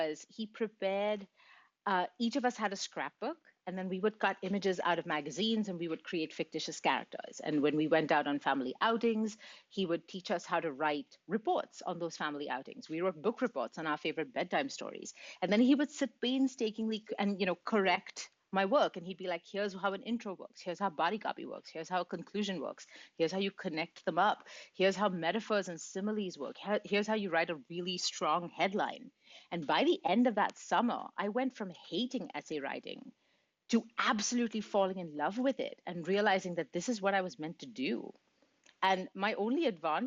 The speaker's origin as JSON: {"language": "English", "town": "Mumbai", "region": "Maharashtra", "country": "India", "tie": "born or raised there", "moved": "yes", "lives_now": "Montreal, Canada", "said": "I grew up in India, in Mumbai. I live in Montreal now, but I grew up in India"}